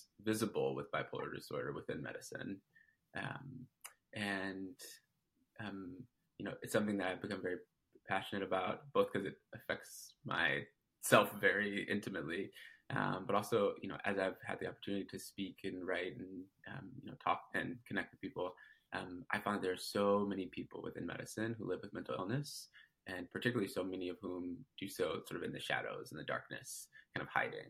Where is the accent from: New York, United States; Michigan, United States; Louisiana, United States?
Michigan, United States; Detroit; also born or lived in San Francisco, California / Massachusetts; now in Seattle, United States; I'm originally from Detroit, Michigan.